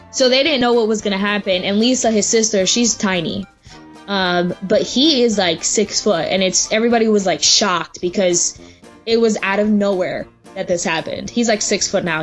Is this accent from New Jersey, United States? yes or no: yes; New Jersey, United States; we're from New Jersey, me and my sister